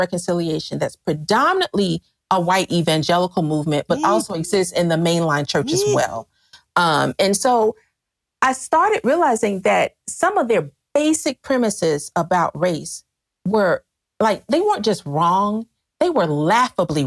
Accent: the South, United States; as a Southerner

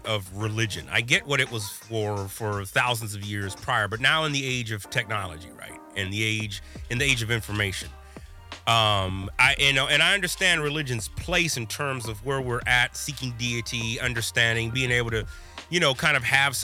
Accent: Midwest, United States; here I am as a Midwesterner

